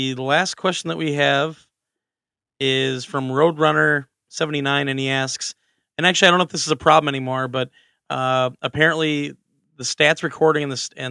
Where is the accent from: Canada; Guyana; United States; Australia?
United States; Wisconsin; I grew up in Wisconsin